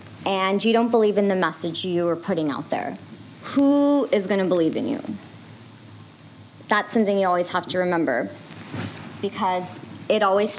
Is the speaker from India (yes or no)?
yes; India; you know, we're Indian, so we got to go back home. We got to travel to Mumbai to do that.